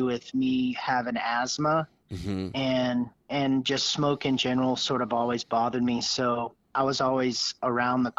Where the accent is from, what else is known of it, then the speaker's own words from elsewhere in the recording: Northeast Texas, United States; we're through and through Texans. We were raised here in Northeast Texas